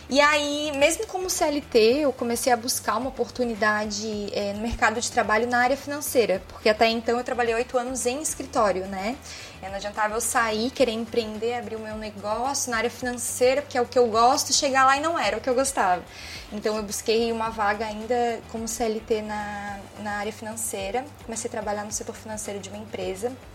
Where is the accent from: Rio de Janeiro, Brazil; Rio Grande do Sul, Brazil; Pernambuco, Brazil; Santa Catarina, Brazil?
Santa Catarina, Brazil; São José; Eu sou nascida e criada aqui mesmo, em São José, Santa Catarina.